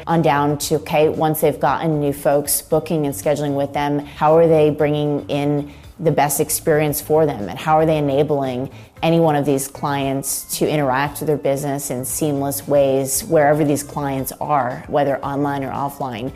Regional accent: Florida, United States; I grew up in Florida

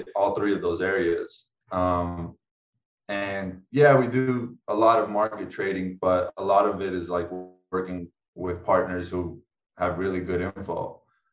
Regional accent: Las Vegas, Nevada, United States; also born or lived in Florida; come back home to Vegas. I grew up in Vegas and came back to Vegas

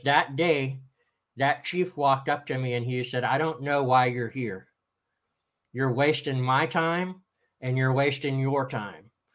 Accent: Austin, Texas, United States; Originally, I am from Austin, Texas

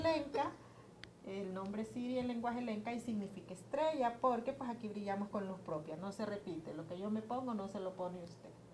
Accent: Honduras; nos ha sido un poco difícil como hondureños

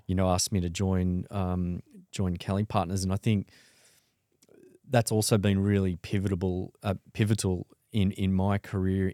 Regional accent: Sydney, New South Wales, Australia; born and bred in Sydney uh, in the mid 70s

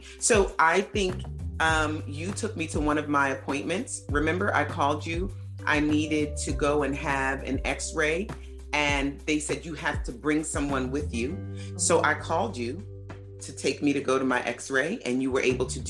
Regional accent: New York, United States; now in New Jersey, United States; I'm from New York

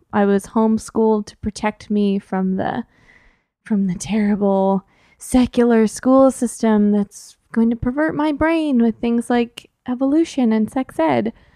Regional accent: San Jose, California, United States; moved away as an adult; now in San Francisco, United States; I was born and raised in San Jose, which isn't that far from here.

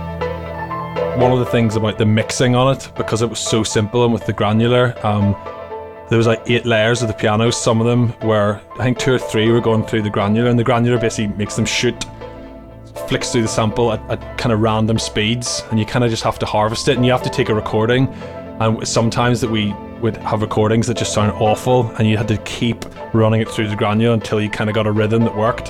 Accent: Ireland; Gregorian monks playing in my house all the time growing up in Ireland

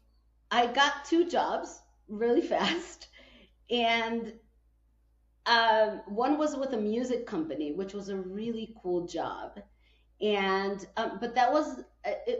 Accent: Guatemala; moved away; also born or lived in Chicago, United States; I was born in Guatemala, but then I moved to the United States and I lived 30 years

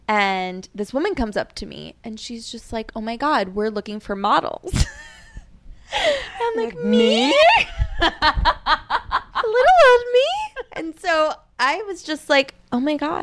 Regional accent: Long Island, New York, United States; moved away as an adult; now in Brooklyn, United States; I moved to Brooklyn from Long Island when I was 19

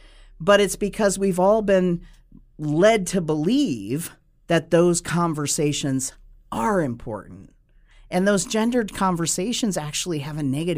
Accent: United States; Now, I'm two-spirit because I am Native American.

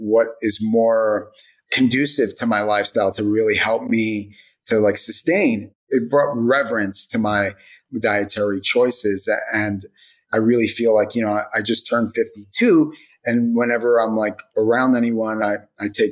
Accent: United States; I was raised in America

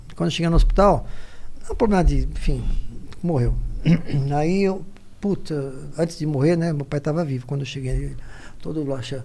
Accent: Guarulhos, São Paulo, Brazil; now in São Paulo, Brazil; A gente nasceu em Guarulhos

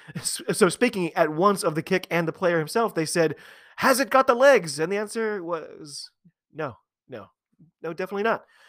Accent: United States; I'm an American

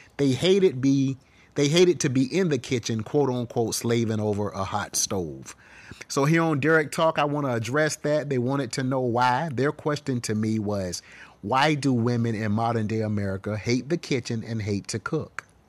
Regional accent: the South, United States; I grew up in the South

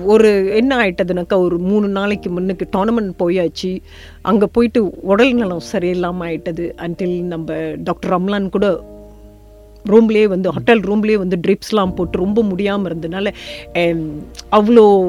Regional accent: estate near Labu, Negeri Sembilan, Malaysia; now in Ireland; நான் பிறந்து வளர்ந்தது கிருபி தோட்டத்தில்

